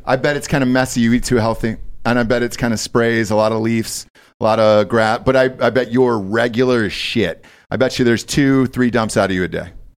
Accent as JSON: {"language": "English", "region": "Georgia", "country": "United States", "said": "I'm from Georgia"}